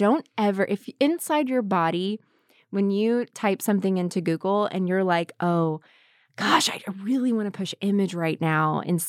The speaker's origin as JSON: {"language": "English", "region": "the South", "country": "United States", "tie": "born or raised there", "said": "So my dad was a Southern Baptist minister, and I grew up in the South, and I grew up around a lot of really strong Southern women"}